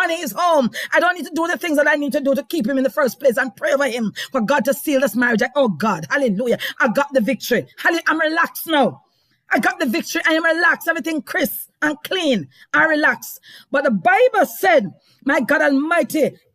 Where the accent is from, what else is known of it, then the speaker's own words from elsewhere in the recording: Jamaica; accent: Jamaican; I just broke out in Jamaican terms just now